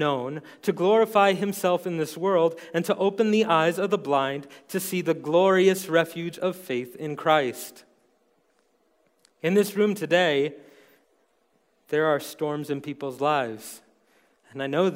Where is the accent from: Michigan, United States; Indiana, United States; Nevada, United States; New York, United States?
New York, United States; New York City; accent: New York; moved away as an adult; now in Montana, United States; my impossibly thick New York accent. I was born and raised in New York City